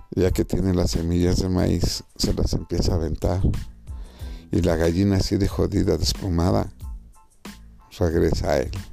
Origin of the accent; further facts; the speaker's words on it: Mexico; mi país, México